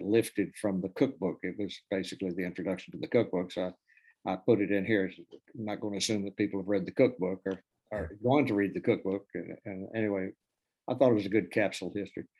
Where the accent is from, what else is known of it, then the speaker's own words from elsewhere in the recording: East Tennessee, United States; I'm from East Tennessee, and we don't have a real barbecue tradition.